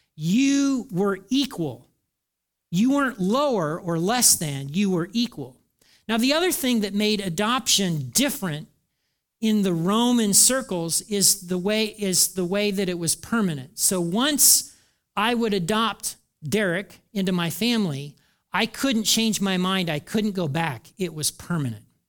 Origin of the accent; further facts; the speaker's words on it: Hartford City, Indiana, United States; moved away; I grew up in Hartford City, Indiana in the nineteen seventies.